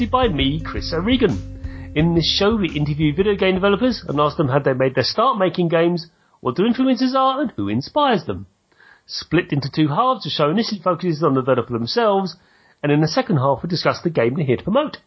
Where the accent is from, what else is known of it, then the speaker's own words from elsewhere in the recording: London, United Kingdom; I'm from London